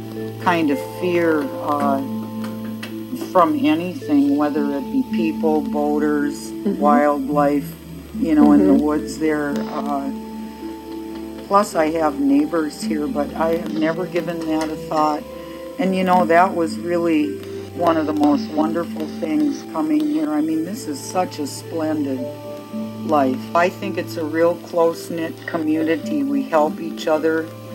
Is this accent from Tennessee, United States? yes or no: no; Duluth, Minnesota, United States; I'm from Duluth